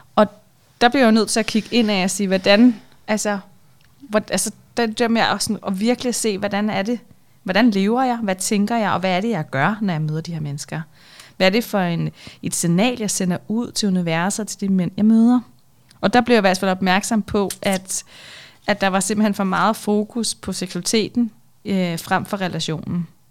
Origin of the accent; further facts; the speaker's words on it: North Zealand, Capital Region of Denmark, Denmark; jeg kommer fra Nordsjælland af